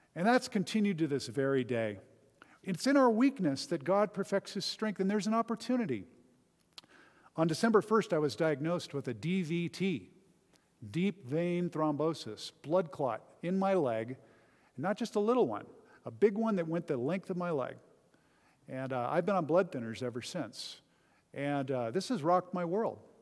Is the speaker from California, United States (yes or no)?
yes; Southern California, United States; I grew up in Southern California, about an hour from Disneyland